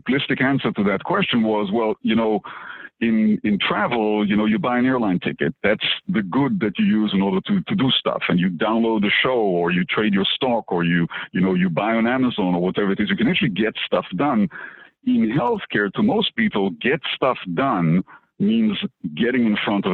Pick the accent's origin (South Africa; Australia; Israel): Israel; moved away as an adult; now in Boston, United States; I was born in Israel, and I used to be a practicing physician